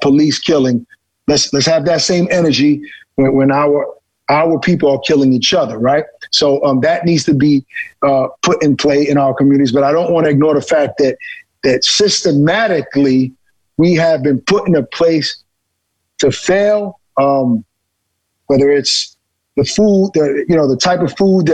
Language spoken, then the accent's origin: English; New York City, New York, United States; growing up in Brooklyn on Flatbush Avenue and Church Avenue.